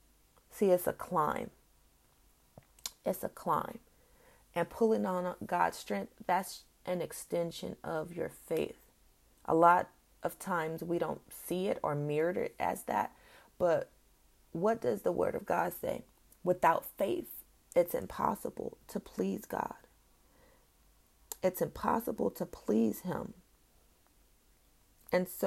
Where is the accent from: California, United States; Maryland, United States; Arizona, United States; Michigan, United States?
California, United States; moved away; my home state, California